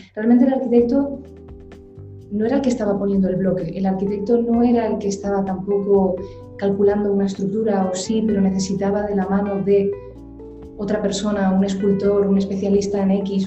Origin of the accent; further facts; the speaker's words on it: Gran Canaria, Canary Islands, Spain; also born or lived in Madrid / New York; me formé en la isla de Gran Canaria, concretamente, que es de donde yo soy originalmente, yo nací aquí